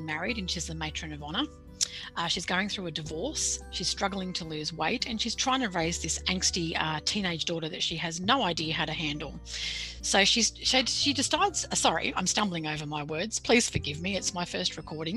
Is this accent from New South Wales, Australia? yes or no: yes; Sydney, New South Wales, Australia; accent: Australian; I was born and bred in Sydney. I grew up in the Sutherland Shire by the beach in southern Sydney